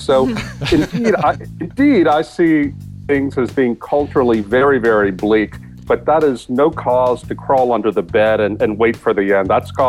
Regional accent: South Louisiana, United States; I'm from South Louisiana, so we have a habit here, a cultural habit.

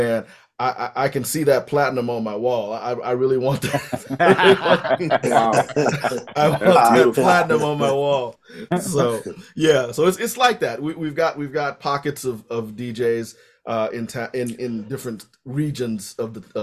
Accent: Chicago, Illinois, United States; I'm from Chicago, you know, I'm in Chicago

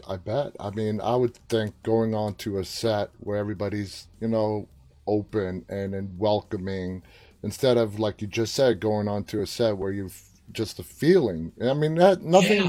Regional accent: New York, United States; moved away as an adult; also born or lived in Washington, D.C. area; now in near Washington, D.C., United States; I was born and raised in New York for 23 years, and to see I live just outside of D.C. now

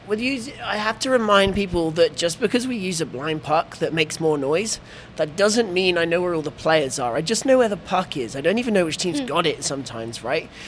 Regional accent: England, United Kingdom; I'm the English guy

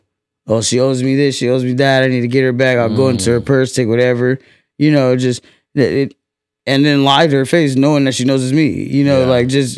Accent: Fresno, California, United States; I'm from Fresno, the West Side. Dirty Dub

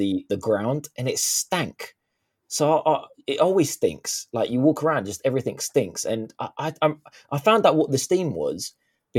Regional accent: London, United Kingdom; I'm from London

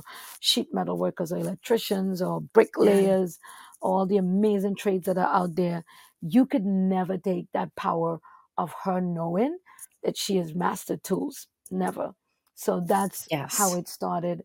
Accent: Trinidad & Tobago; now in New York City, United States; where I'm from Trinidad and Tobago

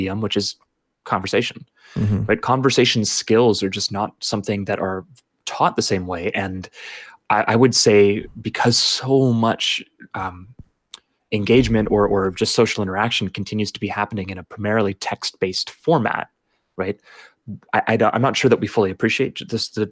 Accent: Canada; as a Canadian

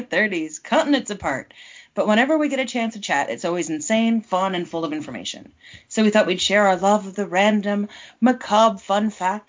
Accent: Southern California, United States; Danielle and I were best friends growing up in Southern California.

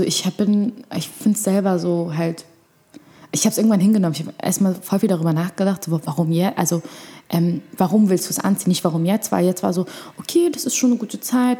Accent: Berlin, Germany; also born or lived in Egypt; Erstmal in Moabit mhm. und dann ähm, während der sechsten Klasse gab es einen, einen, einen Umzug sozusagen und dann äh, war es dann seit der sechsten Klasse in Schöneberg

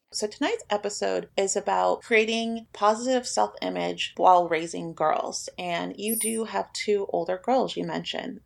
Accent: Spokane, Washington, United States; I'm from Spokane, Washington, and I was 17 when we met Chris

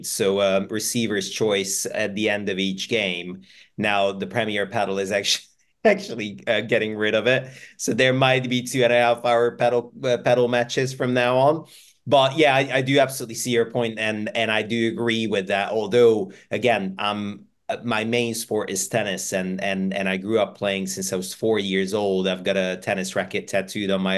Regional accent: Budapest, Hungary; now in United Kingdom; I'm from Budapest. I'm from Hungary originally

